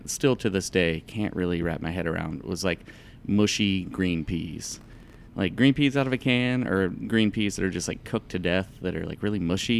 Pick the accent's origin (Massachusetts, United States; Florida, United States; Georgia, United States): Georgia, United States; Metro Atlanta; also born or lived in Northern Virginia / Athens, Georgia; I was born in Northern Virginia, but I was only there until like, I don't know, before I was two or around two. And then my dad got a job down here in Metro Atlanta area, so I grew up in the like Snow Mountain, Snowville area